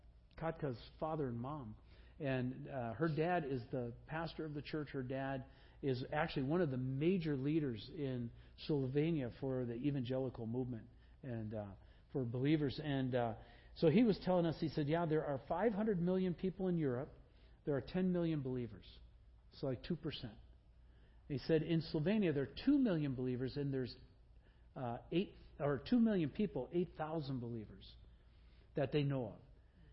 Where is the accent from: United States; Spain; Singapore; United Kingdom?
United States; Green Bay, Wisconsin; I grew up in Green Bay.